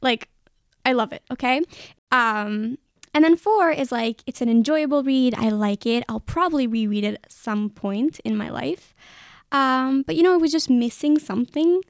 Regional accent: Israel; I'm from Israel

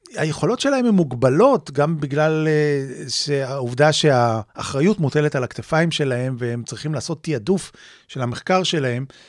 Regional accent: Tel Aviv, Tel Aviv District, Israel; כנער צעיר באמת, אה, שחי וגדל בתל אביב, בישראל

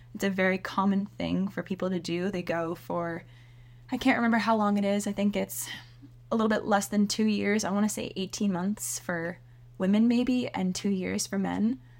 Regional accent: Seattle, Washington, United States; I grew up in Seattle

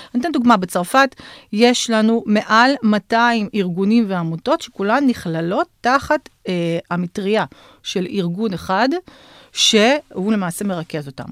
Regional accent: Bashkortostan, Russia; now in Israel; אני נולדתי ב, בשקורטוסטן, שזו הייתה אז רפובליקה מוסלמית אוטונומית בתוך הפדרציה הרוסית

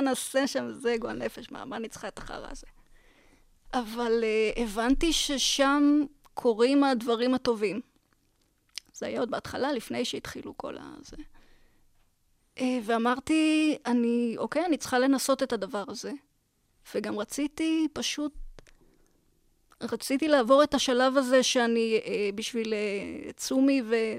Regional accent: Beersheba, Southern District, Israel; גדלתי בבאר שבע

